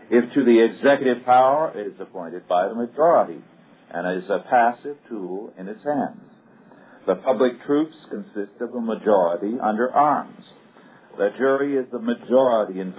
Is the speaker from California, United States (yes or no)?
yes; Kingsburg, California, United States; my hometown of Kingsburg